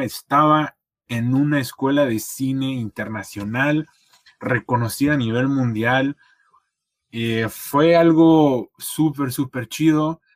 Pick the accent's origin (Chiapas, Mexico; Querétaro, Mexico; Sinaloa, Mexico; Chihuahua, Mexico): Querétaro, Mexico; moved away as an adult; now in Toronto, Canada; mi pueblo, aquí allá en Querétaro